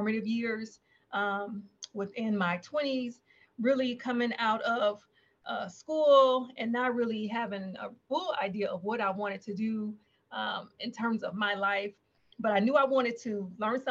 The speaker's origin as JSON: {"language": "English", "town": "Nashville", "region": "Tennessee", "country": "United States", "tie": "born or raised there", "moved": "as an adult", "said": "I was born and raised in Nashville"}